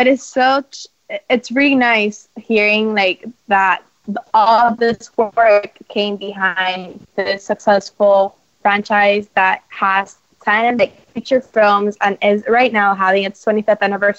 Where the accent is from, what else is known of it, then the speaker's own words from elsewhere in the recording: Miami, Florida, United States; from Miami, and you're listening to Kids First Coming Attractions